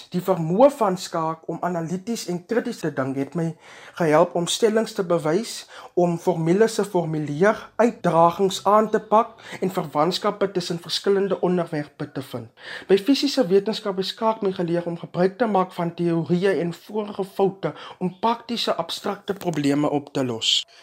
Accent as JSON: {"language": "Afrikaans", "town": "Graaff-Reinet", "region": "Eastern Cape", "country": "South Africa", "said": "Ek is van Gaffrenet en het my skoolloopbaan by Hoërskool vol 2222"}